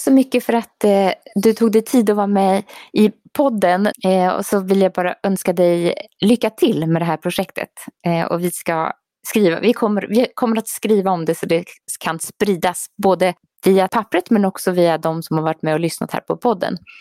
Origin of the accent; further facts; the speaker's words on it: Sweden; now in Norway; boende som svensk i Norge